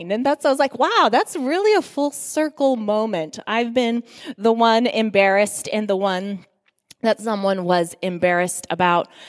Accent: Guinea; As many of you know, I grew up in Guinea, West Africa.

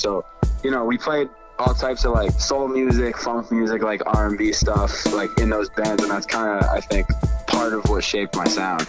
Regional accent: Hampden, Maine, United States; So I grew up in Hampton, Maine, right outside of Bangor.

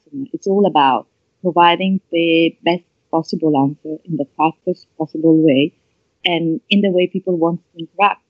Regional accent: Italy; accent: Italian; English is a second language; my awkward Italian accent

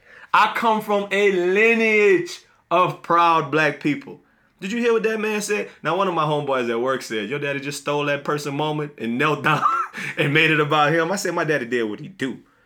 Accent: Louisiana, United States; I'm black before I'm Christian. I'm black before I'm a Sigma. I'm black before I'm a Xavierite. I'm black before I'm a Saints fan, a dude from Louisiana

